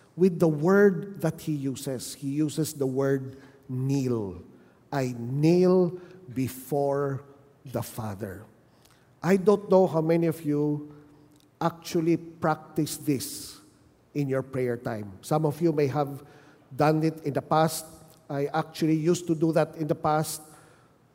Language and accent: English; Manila, Metro Manila, Philippines; moved away as an adult; now in Bacolod City, Philippines; I was from Manila